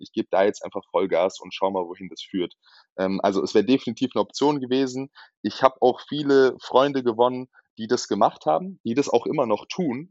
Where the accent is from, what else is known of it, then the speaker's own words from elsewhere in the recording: Darmstadt, Hesse, Germany; moved away as an adult; now in Frankfurt, Germany; ich bin in Darmstadt geboren